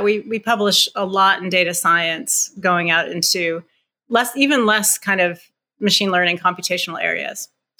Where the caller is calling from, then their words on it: Newton, Massachusetts, United States; I am calling in from Newton, Massachusetts, not too far from Cambridge.